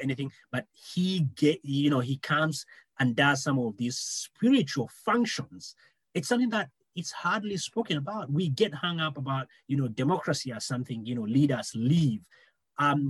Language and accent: English; Kenya; as a Kenyan